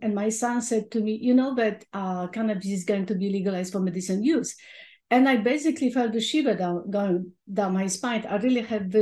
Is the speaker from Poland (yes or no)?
yes; Poland; moved away; as a teenager growing up in Poland.